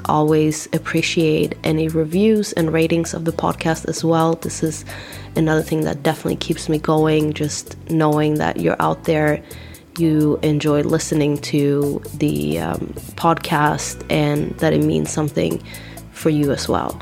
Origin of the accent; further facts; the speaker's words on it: Sweden; moved away as an adult; also born or lived in East Coast, United States; now in United States; I decided to leave my home country, Sweden, to go to US um, at the age of 20